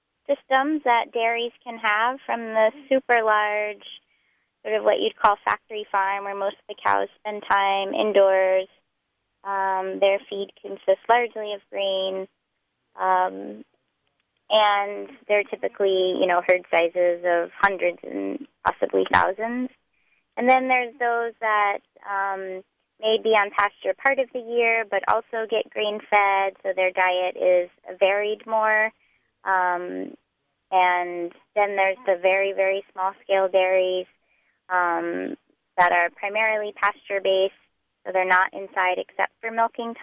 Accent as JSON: {"language": "English", "region": "Texas", "country": "United States", "tie": "born or raised there", "moved": "as an adult", "lives_now": "Hudson Valley, United States", "said": "I grew up in Texas"}